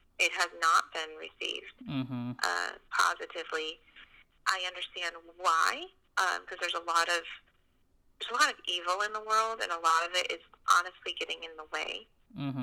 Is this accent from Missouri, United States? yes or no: no; Columbus, Georgia, United States; moved away as an adult; I grew up in Georgia, in Columbus, Georgia, and been there pretty much my whole life until I graduated high school